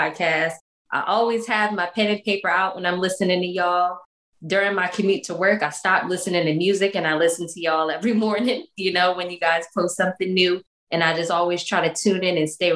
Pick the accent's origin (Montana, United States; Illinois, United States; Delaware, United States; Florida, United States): Delaware, United States; moved away as an adult; also born or lived in Norfolk, Virginia; I'm originally from Delaware